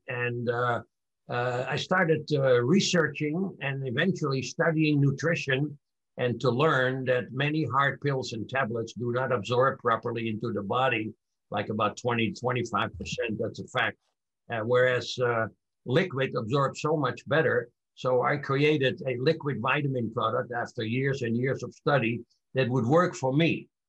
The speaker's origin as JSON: {"language": "English", "town": "Amsterdam", "region": "North Holland", "country": "Netherlands", "tie": "born or raised there", "moved": "yes", "said": "I was born in 1941 in Amsterdam, Holland, during World War II"}